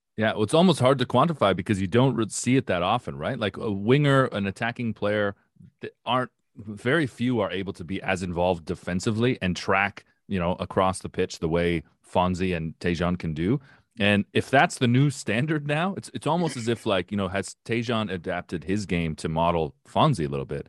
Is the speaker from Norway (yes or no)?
no; Windsor, Ontario, Canada; I grew up in Windsor, which was, which is basically suburban Detroit